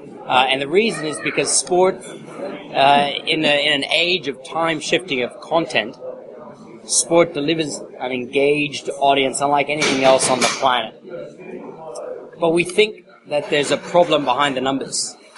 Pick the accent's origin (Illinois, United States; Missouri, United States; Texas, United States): Texas, United States; also born or lived in Sydney, Australia; I was born in the U.S. to an Aussie dad and English mum. So I spent the first part of my life in Texas, but I spent 17 years in Sy